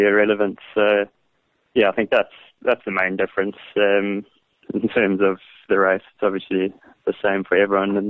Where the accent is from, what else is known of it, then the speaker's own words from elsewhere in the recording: Pietermaritzburg, KwaZulu-Natal, South Africa; I grew up in Pietermaritzburg, where the DZ Canoe Marathon is quite a big event